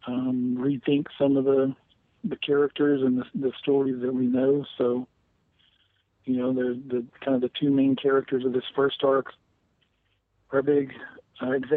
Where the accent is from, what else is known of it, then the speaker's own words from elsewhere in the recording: the South, United States; my background and growing up in the South